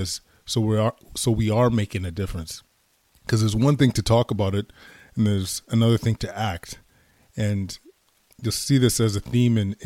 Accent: Edmonton, Alberta, Canada; moved away as an adult; now in Ottawa, Canada; born and raised in Edmonton, Alberta, Canada

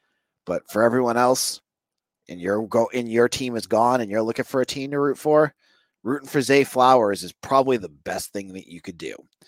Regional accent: New England, United States; Remember, I'm a guy from New England. I don't like the Ravens.

